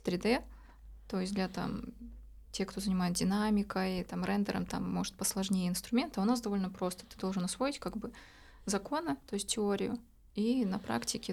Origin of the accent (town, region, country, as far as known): Novosibirsk, Novosibirsk Oblast, Russia; born or raised there; moved away as an adult; also born or lived in Kamchatka / Saint Petersburg; now in Montenegro